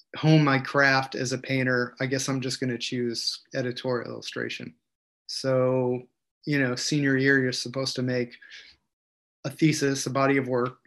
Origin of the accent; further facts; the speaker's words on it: Cortland, New York, United States; I was born in 1970 in Cortland, New York, central New York